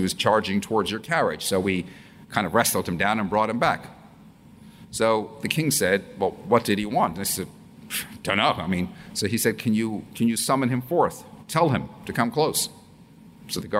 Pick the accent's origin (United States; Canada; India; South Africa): Canada; moved away as an adult; now in United Kingdom; I'm Canadian, yes, part of the Commonwealth, and I've been living in the UK now for 32 years